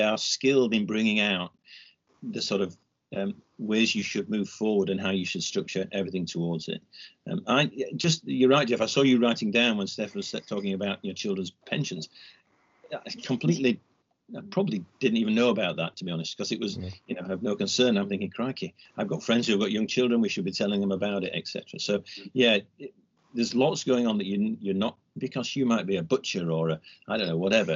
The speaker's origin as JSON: {"language": "English", "region": "Yorkshire and the Humber", "country": "United Kingdom", "said": "as a Yorkshireman"}